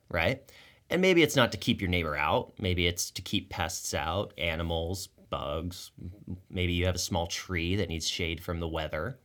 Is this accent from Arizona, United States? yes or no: yes; Tucson, Arizona, United States; I grew up in Tucson